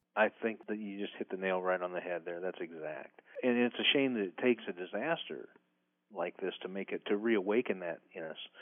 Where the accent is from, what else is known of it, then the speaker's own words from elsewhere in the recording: Midwest, United States; I grew up in the Midwest